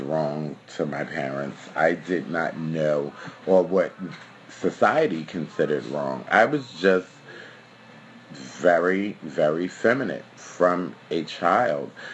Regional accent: New York City, New York, United States; also born or lived in Park Slope, Brooklyn; Then I moved to Bushwick as a child, which was a wonderful and family-oriented place.

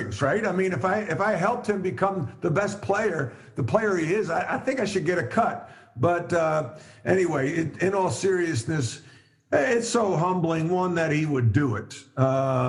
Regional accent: Long Island, New York, United States; moved away; also born or lived in North Carolina; Growing up on Long Island, I was around lacrosse a great deal

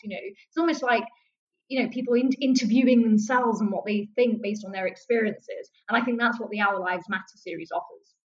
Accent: London, United Kingdom; in the high street in southeast London when we lived

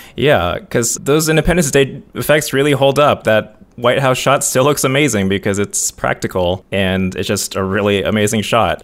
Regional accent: United States; I'm American

